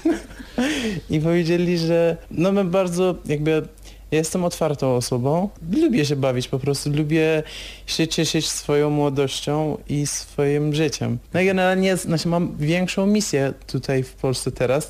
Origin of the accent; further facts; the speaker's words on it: Iran; Polish is a second language; moved away as an adult; now in Poland